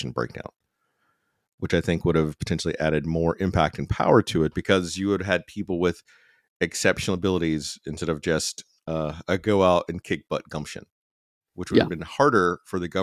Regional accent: United States; as an American

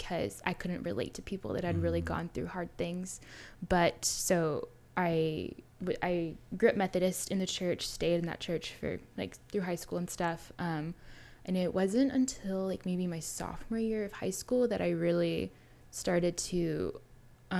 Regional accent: Alvin, Texas, United States; I'm from Houston-ish, from a small town, Alvin. I grew up in the church

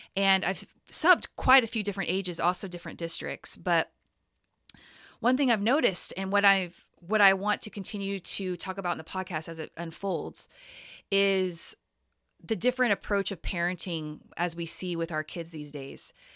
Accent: Texas, United States; now in Portland, United States; the exact same place I grew up in Texas

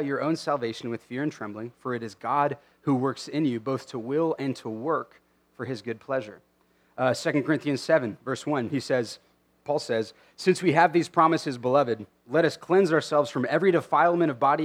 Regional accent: United States; as American Christians

